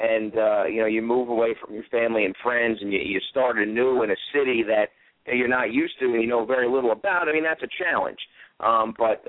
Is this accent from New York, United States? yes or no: yes; New York, United States; moved away as an adult; now in Pittsburgh, United States; my hometown radio station